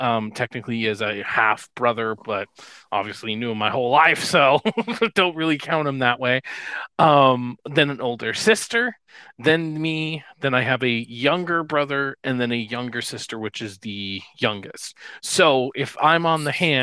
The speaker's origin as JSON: {"language": "English", "town": "Mountain Home", "region": "Idaho", "country": "United States", "tie": "born or raised there", "also_born_or_lived": "Shreveport, Louisiana", "said": "I was born in Shreveport, Louisiana, and then moved to Idaho, and went to Mountain Home. Mountain Home is pretty much where I was raised and everything."}